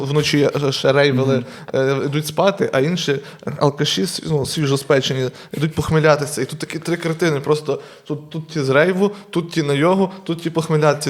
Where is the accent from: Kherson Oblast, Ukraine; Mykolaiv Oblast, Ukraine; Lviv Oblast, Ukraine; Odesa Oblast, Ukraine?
Lviv Oblast, Ukraine; Truskavets; А я сам з Трускавця, з маленького міста